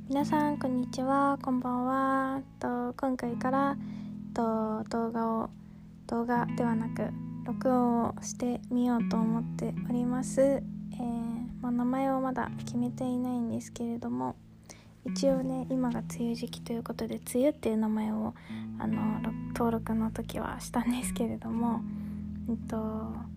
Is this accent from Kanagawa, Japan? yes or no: yes; Kanagawa, Japan; now in Gunma, Japan; 私はですね、神奈川県に生まれて、今は群馬県に住んでいる